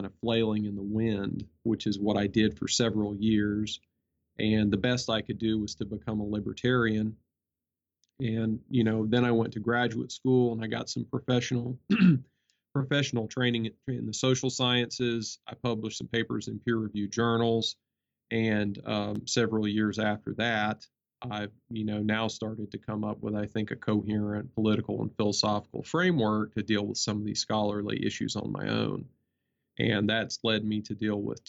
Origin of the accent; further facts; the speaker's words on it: the American South, United States; I'm pretty typical for an American from the middle class that was born in the 1980s. Probably the most different or salient thing about me would be that I'm a Southerner